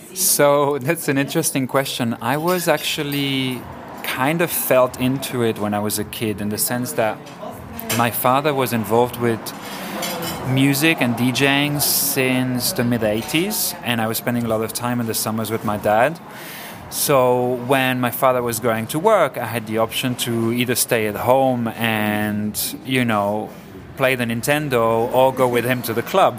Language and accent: English; Ibiza, Balearic Islands, Spain; moved away; also born or lived in Germany / Switzerland / Barcelona / London; I was born in Ibiza in the late 70s, um, mixed parents, uh, Argentinian and Swiss. And I grew up in Ibiza in my childhood, but then moved to uh, Germany and Switzerland, where I spent 10, 12 years of my life.